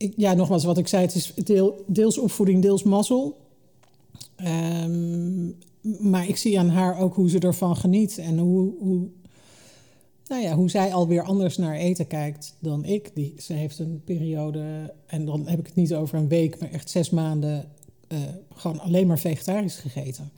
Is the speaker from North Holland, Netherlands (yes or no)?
no; Hengelo, Overijssel, Netherlands; also born or lived in Almelo / Limburg (family); ik ben deels opgegroeid in Twente. Eh, in Hengelo en in Almelo